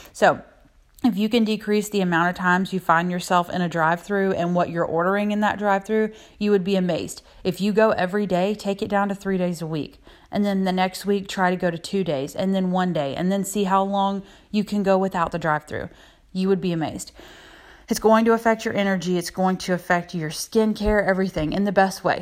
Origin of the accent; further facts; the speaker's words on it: South Carolina, United States; I'm from South Carolina